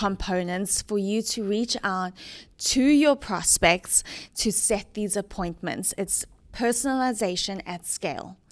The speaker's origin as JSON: {"language": "English", "town": "Johannesburg", "region": "Gauteng", "country": "South Africa", "tie": "born or raised there", "also_born_or_lived": "Kentucky / Dallas, Texas", "moved": "as an adult", "lives_now": "Atlanta, United States"}